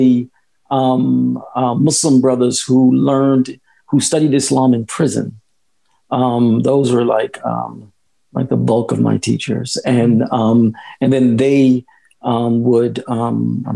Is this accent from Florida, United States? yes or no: no; Philadelphia, Pennsylvania, United States; moved away as an adult; also born or lived in San Francisco; I was born and raised in Philadelphia